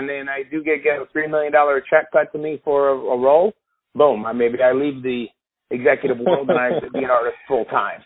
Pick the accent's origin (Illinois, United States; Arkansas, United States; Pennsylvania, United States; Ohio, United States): Illinois, United States; Chicago; I was born and raised in Chicago